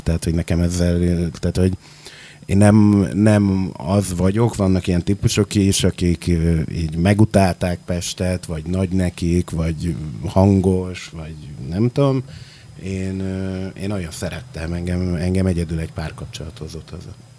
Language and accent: Hungarian; Makó, Csongrád-Csanád, Hungary; born or raised there; also born or lived in Székesfehérvár / Budapest; now in Szeged, Hungary